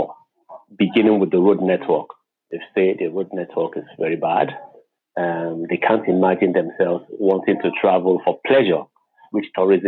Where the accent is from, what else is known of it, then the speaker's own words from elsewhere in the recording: Lagos, Nigeria; also born or lived in Jos, Nigeria; I was born and raised in Lagos